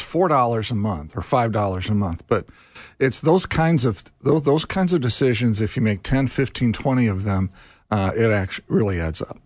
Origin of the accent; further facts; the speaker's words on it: Carmel, Indiana, United States; I grew up in Carmel, Indiana.